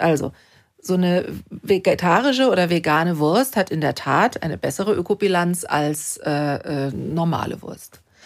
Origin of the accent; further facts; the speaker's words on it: Germany; bei uns in Deutschland